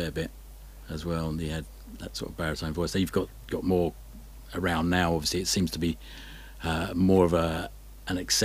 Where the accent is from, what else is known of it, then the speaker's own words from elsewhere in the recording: Isle of Sheppey, Kent, South East England, United Kingdom; now in Brighton, United Kingdom; where I grew up, I grew up on the Isle of Sheppey, and it's a little bit out on a limb there. It's in the Thames estuary. It's on the Kent coast